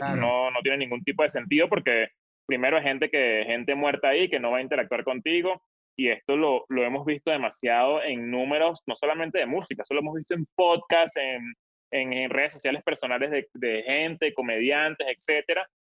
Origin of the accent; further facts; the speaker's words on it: Venezuela; moved away; desde que salí de Venezuela